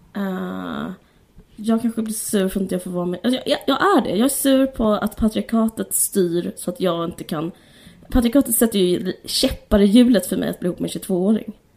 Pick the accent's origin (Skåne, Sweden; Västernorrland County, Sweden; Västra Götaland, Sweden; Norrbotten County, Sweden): Skåne, Sweden; Simrishamn; jag bodde utanför Simrishamn